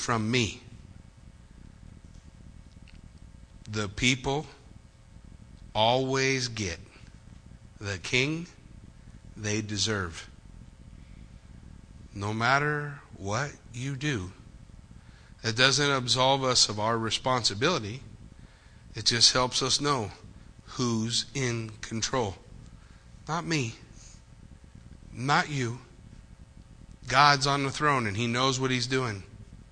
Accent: United States; before I am an American, before I am a Marine

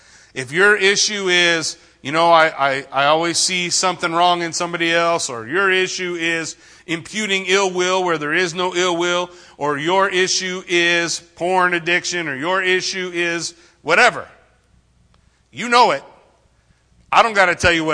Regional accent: Yucaipa, California, United States; I grew up in Yucaipa

